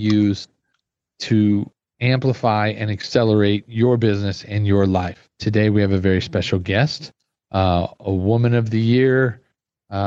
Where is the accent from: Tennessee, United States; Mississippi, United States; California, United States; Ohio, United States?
California, United States; Glendale; I grew up, I did elementary and middle school in Glendale, California.